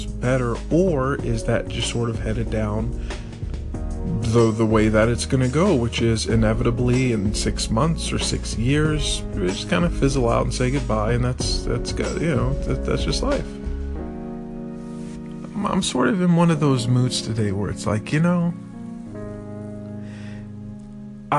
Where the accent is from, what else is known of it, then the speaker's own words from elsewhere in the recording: Texas, United States; moved away as an adult; also born or lived in Longview, Texas / Houston, Texas; now in Vietnam; when you're born and raised in Texas for 18 years of your life, or 21 years rather